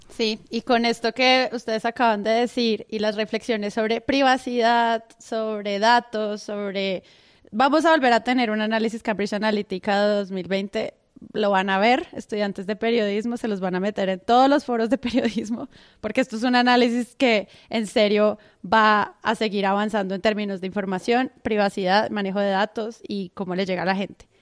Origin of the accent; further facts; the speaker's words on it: Colombia; como colombianos